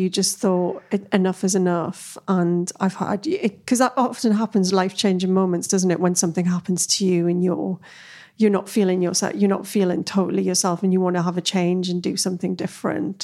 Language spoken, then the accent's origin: English; Newcastle upon Tyne, North East England, United Kingdom; moved away; I came from Newcastle